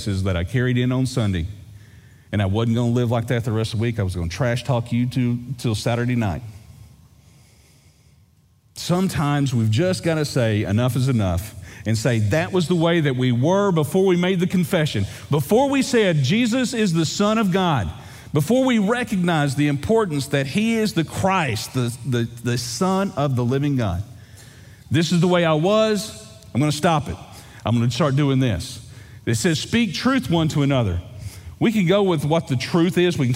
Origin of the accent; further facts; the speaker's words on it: East Texas, United States; I grew up in East Texas. Lake Fork